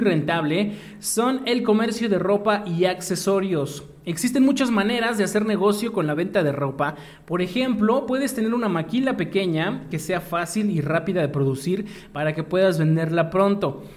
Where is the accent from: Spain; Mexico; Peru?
Mexico; como buenos mexicanos